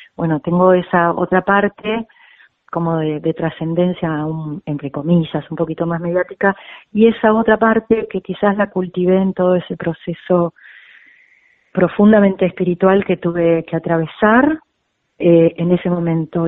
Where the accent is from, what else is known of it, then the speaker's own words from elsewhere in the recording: Argentina; moved away as an adult; also born or lived in Spain; la clase media argentina